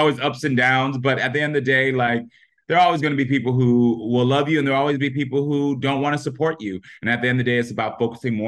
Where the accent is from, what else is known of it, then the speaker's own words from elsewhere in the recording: Parkland, Florida, United States; my high school in Parkland, Florida